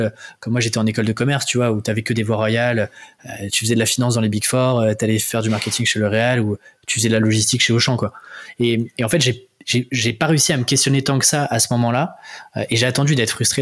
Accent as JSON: {"language": "French", "country": "France", "also_born_or_lived": "Paris", "accent": "French", "lives_now": "Rennes, France", "said": "mon accent euh, français"}